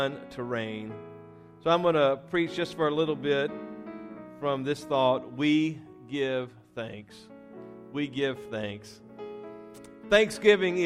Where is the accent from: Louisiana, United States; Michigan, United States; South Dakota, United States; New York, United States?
Louisiana, United States; we were raised in Louisiana